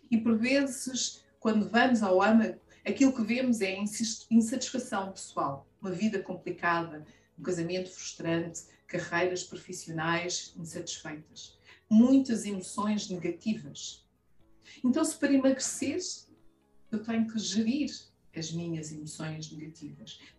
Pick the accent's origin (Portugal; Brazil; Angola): Angola; Sou mulher sem filtros. Tenho 45 anos. Sou angolana. Plena. Estou bem.